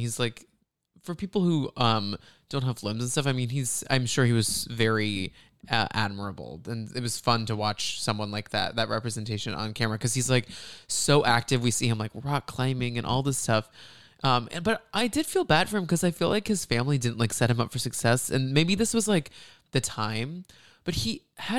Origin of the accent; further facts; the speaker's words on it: Dallas, Texas, United States; That's right by where we grew up in around Dallas.